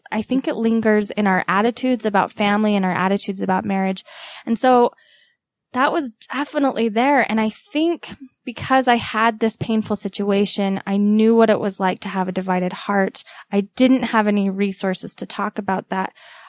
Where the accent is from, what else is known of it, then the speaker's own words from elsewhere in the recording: Utah, United States; accent: Utah; what's ironic about that though, Sarah, is that while it's my Utah accent